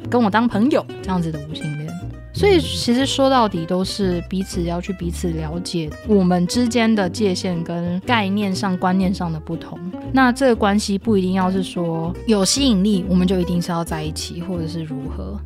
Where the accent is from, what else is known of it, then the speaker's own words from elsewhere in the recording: Taiwan; 在台湾我们所受到的性教育